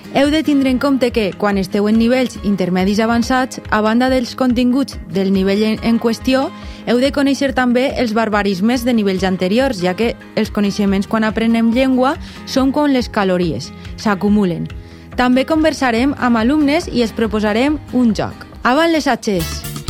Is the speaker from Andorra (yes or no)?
no; Belgium; first language French; Catalan is a second language; la meva llengua materna és el francès, parle també anglès, eh, holandès, eh, perquè, perquè sóc de Bèlgica